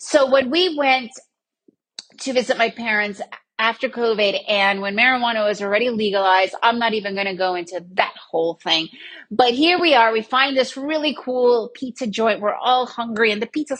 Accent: New York City, New York, United States; I was raised in New York City area. Then I lived in the suburbs

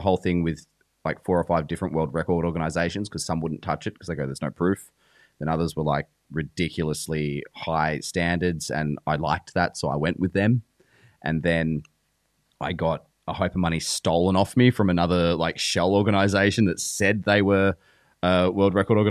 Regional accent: Victoria, Australia; moved away as an adult; now in Toowoomba, Australia; I grew up in Stall, Victoria.

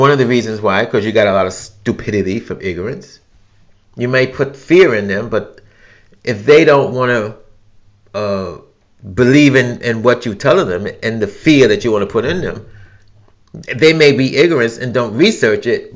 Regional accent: New York City, New York, United States; I'm from New York City, I've experienced New York City where you could be on a crowded train or a crowded bus

